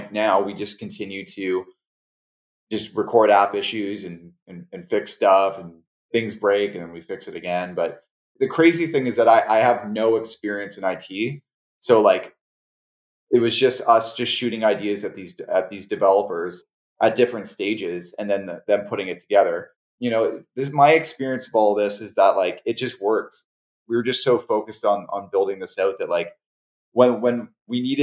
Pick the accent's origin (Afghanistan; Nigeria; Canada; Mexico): Canada; I'm Canadian.